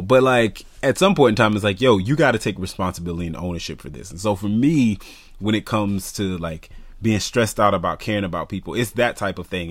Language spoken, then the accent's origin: English; the South, United States; growing up in the South